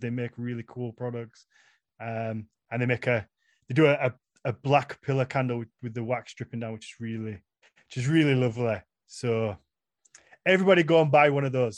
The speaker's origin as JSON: {"language": "English", "country": "United Kingdom", "first_language": "English", "said": "as a British person, as an English speaker"}